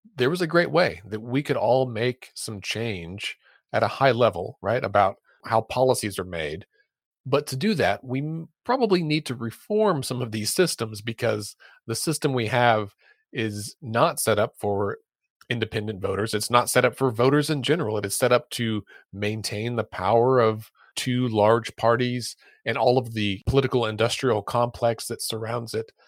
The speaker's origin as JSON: {"language": "English", "region": "Oklahoma", "country": "United States", "said": "here in my home state of Oklahoma"}